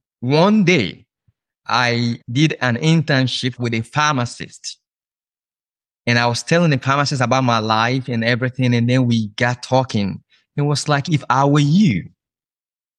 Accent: Nigeria; moved away as an adult; now in United States; I'm originally from Nigeria

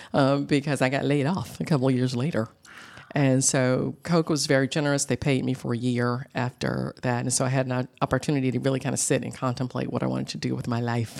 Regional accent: Atlanta, Georgia, United States; I grew up in Atlanta, born and bred, and I'm a Grady baby

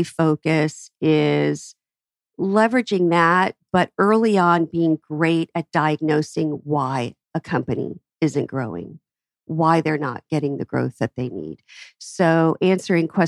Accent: Atlanta, Georgia, United States; my hometown. We have great businesses in Atlanta.

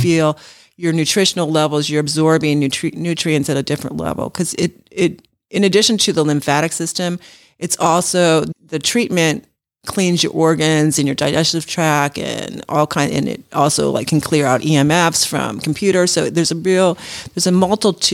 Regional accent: Los Angeles, California, United States; now in Georgia, United States; I'm from Los Angeles

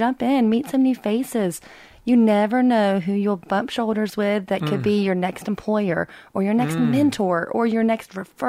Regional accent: Hall County, Georgia, United States; growing up in Hall County, all of my years, even though I'm young

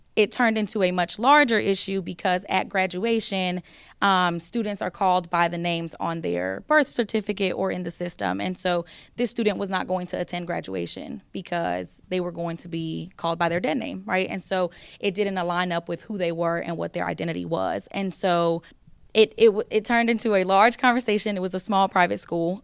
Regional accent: the South, United States; I'm from the South

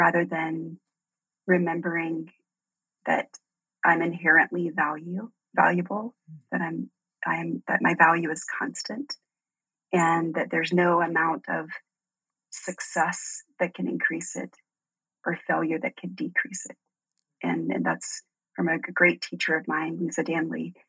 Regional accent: Deep South, United States; I grew up in the South, like the deep South

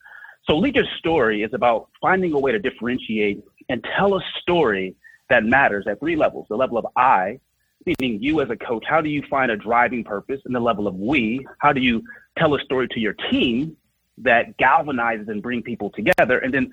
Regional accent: Oakland, California, United States; I'm from Oakland, California, grew up during the height of the crack epidemic, and it was a very tough place to grow up.

